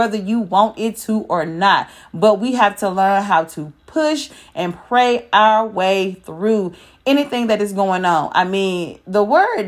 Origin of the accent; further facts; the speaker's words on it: Memphis, Tennessee, United States; I am from Memphis.